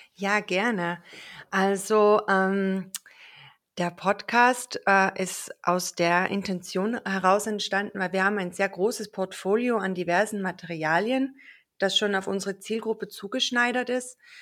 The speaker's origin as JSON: {"language": "German", "country": "Austria", "said": "ich bin eigentlich aus Österreich. Also falls ich irgendwann in meinen Dialekt abrutschen sollte"}